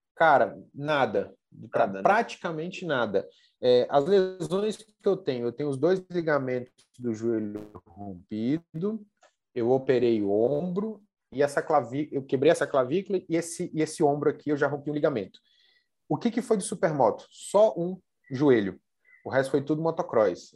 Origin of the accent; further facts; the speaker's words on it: Brasília, Federal District, Brazil; also born or lived in Goiânia; Eu, eu sou daqui da, da região de Brasília, né? Brasília e Goiânia